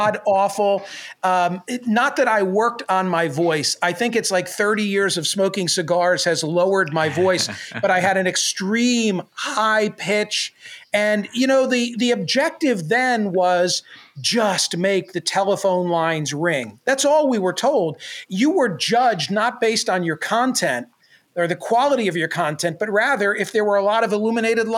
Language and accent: English; Doylestown, Pennsylvania, United States; now in Philadelphia area, United States; When I was growing up in Doylestown